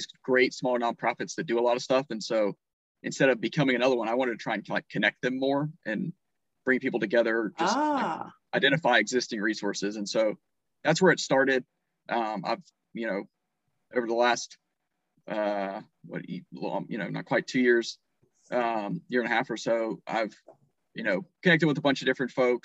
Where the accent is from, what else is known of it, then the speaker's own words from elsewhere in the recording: North Carolina, United States; I was born and raised in North Carolina, lived on my grandparents' farm